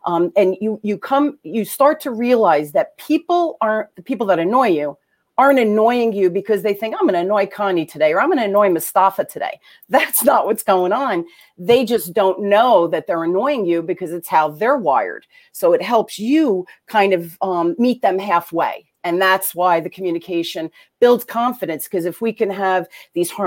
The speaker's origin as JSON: {"language": "English", "town": "Newark", "region": "New Jersey", "country": "United States", "tie": "born or raised there", "accent": "Jersey", "said": "I grew up in Jersey. I grew up in Jersey and Newark, you know, during the riots."}